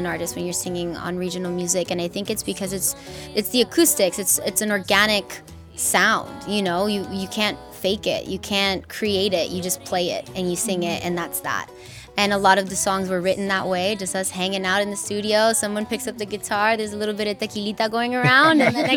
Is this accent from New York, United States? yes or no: no; Inglewood, California, United States; I'm 100% proud to be born and raised in Inglewood and to be from California